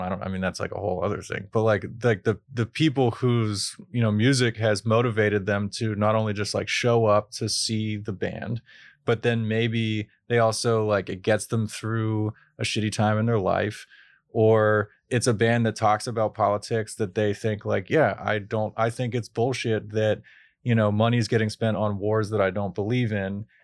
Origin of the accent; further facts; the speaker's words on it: Pittsburgh, Pennsylvania, United States; growing up in Pittsburgh